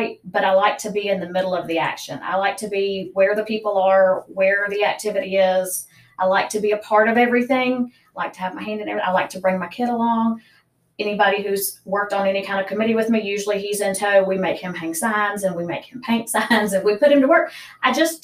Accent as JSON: {"language": "English", "town": "Memphis", "region": "Tennessee", "country": "United States", "tie": "born or raised there", "also_born_or_lived": "North Carolina", "moved": "as an adult", "lives_now": "Tipton County, United States", "said": "I was born and raised in Memphis"}